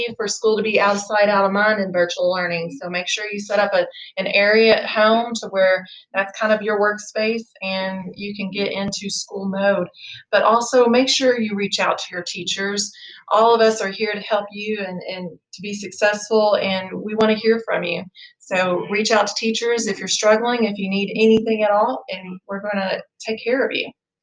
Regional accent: Bullitt County, Kentucky, United States; I grew up here in Bulloit County, so I'm excited to continue to work here

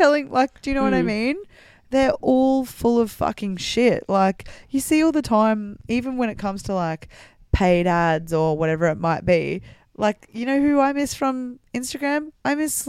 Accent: North Queensland, Australia; I'm from North Queensland. You can't live in North Queensland without air conditioning.

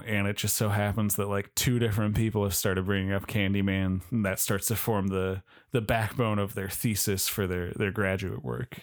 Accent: California, United States; we're from California

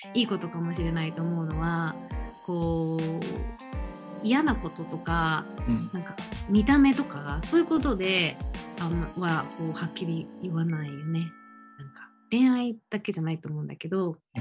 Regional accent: Japan; also born or lived in San Diego, United States; 日本、私のホームタウン

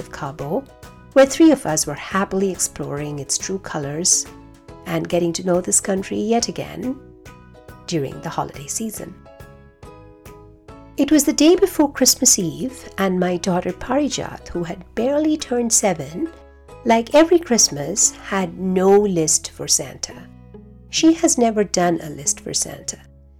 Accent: India; also born or lived in Kuwait; growing up in India and in Kuwait.

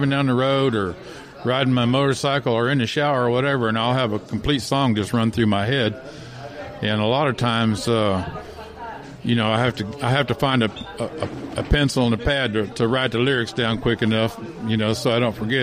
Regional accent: Phoenix, Arizona, United States; now in Florida, United States; I'm originally from Phoenix, Arizona, and I moved down to Florida in about 1983.

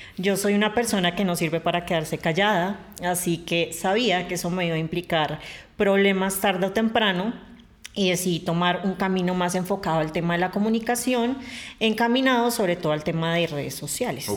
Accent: Bogotá, Colombia; yo soy bogotana de nacimiento

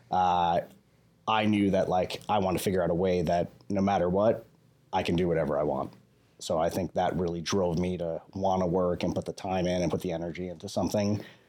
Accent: Huntington, New York, United States; moved away as an adult; now in Las Vegas, United States; I grew up in New York, so I guess I have that natural, like, New York hustle. Grew up in New York, spent my whole life there. I actually started real estate there, which most people don't know. So I started at 19 in New York on Long Island, New York

